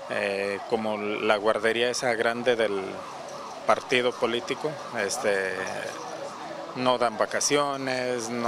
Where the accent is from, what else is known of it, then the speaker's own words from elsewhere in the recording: Manzanillo, Colima, Mexico; yo no soy de aquí, eh, soy, de, soy de Manzanillo